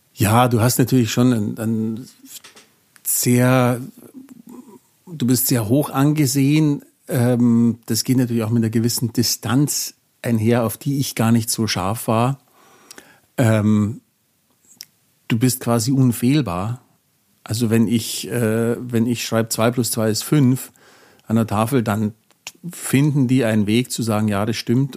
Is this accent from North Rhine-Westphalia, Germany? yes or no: no; Kirchseeon, Bavaria, Germany; ich bin 1970 geboren in Kirchsee und vielleicht kennt es jemand, äh, Vorort von München